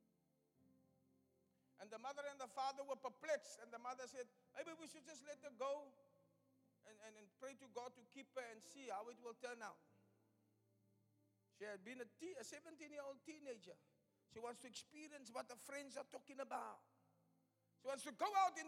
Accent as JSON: {"language": "English", "town": "Cape Town", "region": "Western Cape", "country": "South Africa", "tie": "born or raised there", "also_born_or_lived": "Delft / Upington", "moved": "as an adult", "said": "My hometown where I come from, Elsies"}